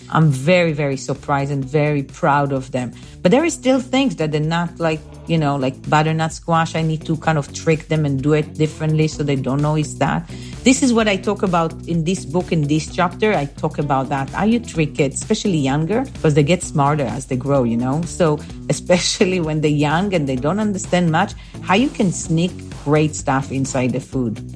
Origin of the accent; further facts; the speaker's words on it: Bnei Brak, Tel Aviv District, Israel; moved away; I grew up in a small town called Bnei Brak, uh, and this is like five, seven minutes from Tel Aviv